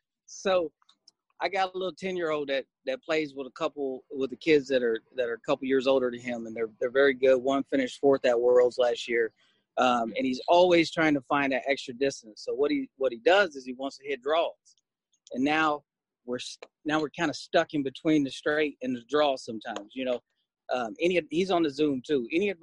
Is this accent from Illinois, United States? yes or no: yes; Springfield, Illinois, United States; I'm actually from Springfield, Illinois. I got family in East St. Louis.